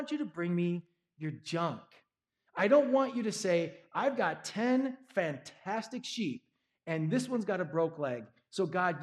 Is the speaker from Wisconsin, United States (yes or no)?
yes; Milwaukee, Wisconsin, United States; I grew up in Milwaukee